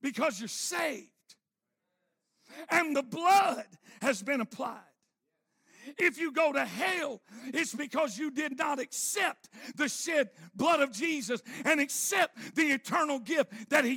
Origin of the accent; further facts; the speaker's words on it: Arkansas, United States; I'm from Arkansas.